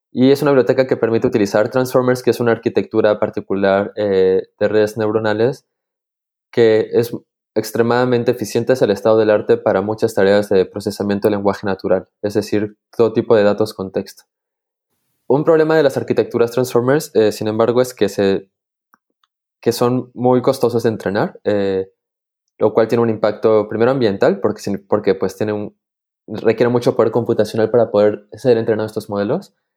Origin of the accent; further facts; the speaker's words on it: Peru; now in Switzerland; soy de Perú, pero actualmente eh, vivo en Suiza